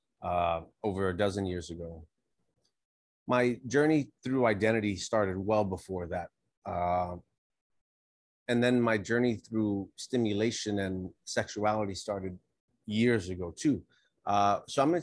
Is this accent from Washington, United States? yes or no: no; New York City, New York, United States; I grew up here in New York. I left. I joined the military. I traveled the country a little bit. And then I came back about 20 years ago. I was raised here.